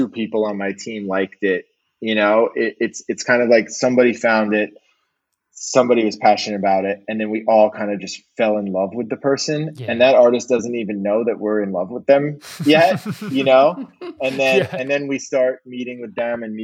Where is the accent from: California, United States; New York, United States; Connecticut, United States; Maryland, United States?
New York, United States; New York City; I was born and raised in New York City